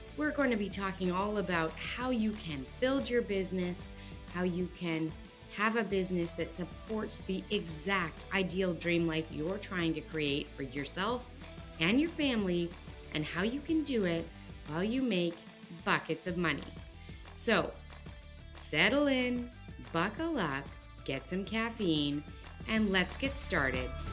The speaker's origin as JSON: {"language": "English", "country": "Canada", "also_born_or_lived": "Perth, Australia", "moved": "yes", "lives_now": "Houston, United States", "said": "we are Canadian and we went to Australia and now we live in Houston"}